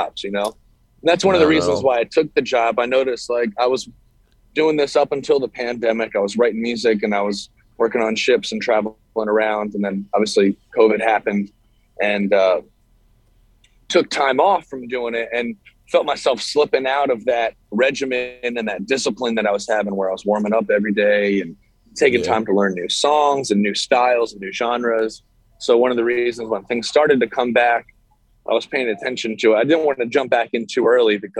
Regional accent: Annapolis, Maryland, United States; also born or lived in Delaware; I grew up in Annapolis

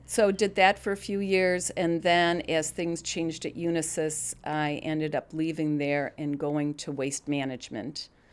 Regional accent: Glen Ellyn, Illinois, United States; also born or lived in Pennsylvania; now in Naperville, United States; I grew up in Glen Ellen.

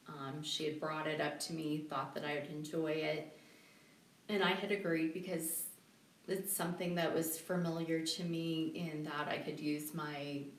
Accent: Colorado Springs, Colorado, United States; also born or lived in Seattle; I miss my hometown. I {S0} okay. {S1} love Colorado Springs.

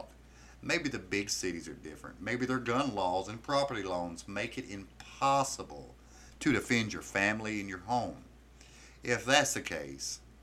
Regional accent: the South, Southern United States, United States; I am simply an American citizen, born Southern by the grace of God

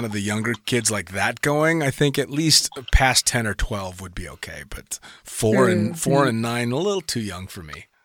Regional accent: United States; as an American tandem instructor

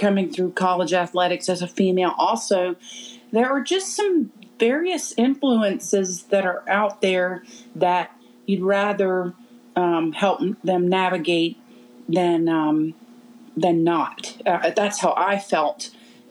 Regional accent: Charleston, South Carolina, United States; moved away as an adult; now in Spartanburg, United States; I grew up in Charleston

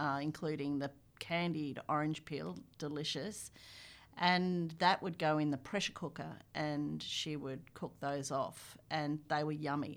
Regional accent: Melbourne, Victoria, Australia; where I grew up was near Dandenong, uh, on the s-, eastern side of Melbourne

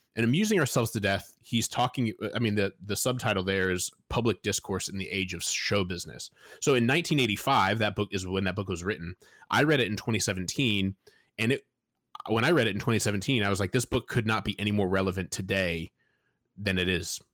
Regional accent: Fort Wayne, Indiana, United States; I grew up in Fort Wayne, Indiana

